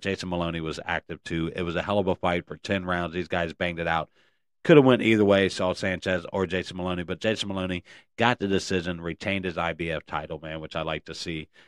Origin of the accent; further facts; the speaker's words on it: Cincinnati, Ohio, United States; the nasty natty baby, that's where I'm from